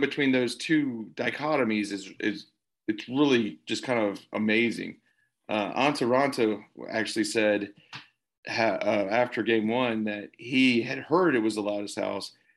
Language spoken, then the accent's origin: English; the South, United States; as a Southerner